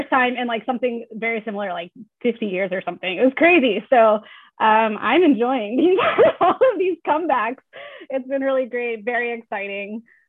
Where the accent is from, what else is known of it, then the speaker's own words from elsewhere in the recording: small town West Texas, United States; moved away as an adult; now in Ann Arbor, United States; grew up in small town Texas. We were kind of in that West Texas football space.